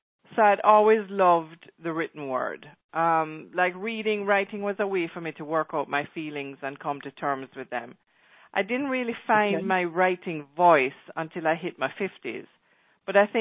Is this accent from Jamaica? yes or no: yes; Mandeville, Manchester, Jamaica; moved away; also born or lived in Kingston, Jamaica; I was born in Mandeville, Jamaica in 1967. I went to Bel Air. My playground extended from Mandeville to the beaches and small villages of the South Coast, and then to Kingston, where I attended St.